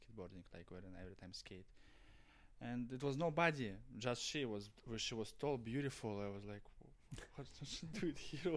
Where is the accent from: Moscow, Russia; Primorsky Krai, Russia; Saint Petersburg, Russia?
Saint Petersburg, Russia; English is a second language; moved away; I'm from St. Petersburg